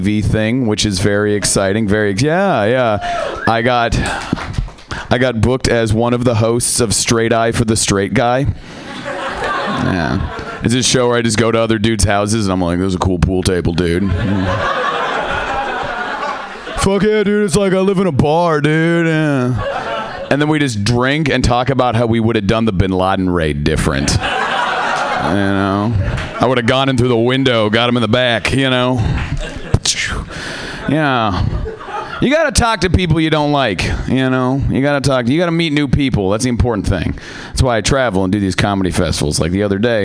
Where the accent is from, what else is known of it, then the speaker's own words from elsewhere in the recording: Seattle, Washington, United States; I am from Seattle.